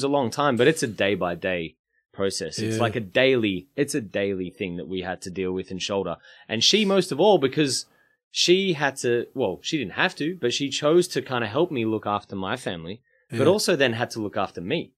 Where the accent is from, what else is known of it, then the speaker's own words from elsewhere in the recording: Melbourne, Victoria, Australia; also born or lived in Brunswick; I grew up in Coburg